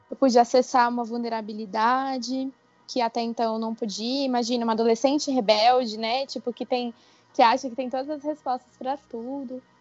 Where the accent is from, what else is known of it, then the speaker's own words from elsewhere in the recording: Brasília, Federal District, Brazil; Sou daqui de Brasília.